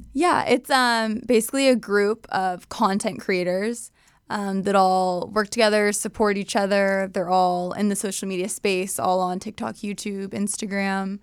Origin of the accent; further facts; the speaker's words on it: Southern California, United States; also born or lived in San Diego / Bakersfield / Escondido; NorCal born, SoCal raised